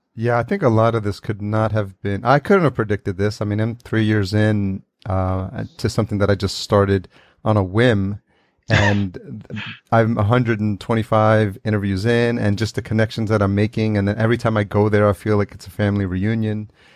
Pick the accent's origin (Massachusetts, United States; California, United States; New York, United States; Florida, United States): New York, United States; New York City; I grew up in New York City